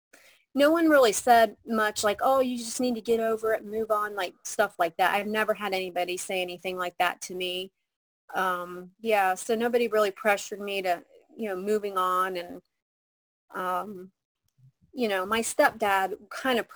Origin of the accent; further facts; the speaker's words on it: Mount Vernon, Ohio, United States; I moved back to my hometown, Mount Vernon, Ohio